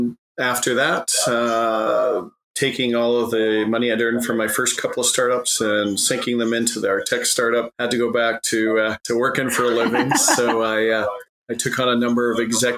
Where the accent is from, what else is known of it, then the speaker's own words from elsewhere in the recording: Edmonton, Alberta, Canada; now in Calgary, Canada; So now, like you, I'm based in Calgary. I grew up in Edmonton